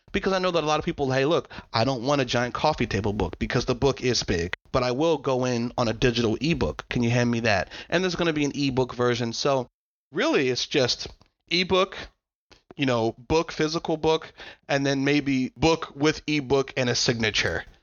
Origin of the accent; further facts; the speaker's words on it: United States; I was a dude from America.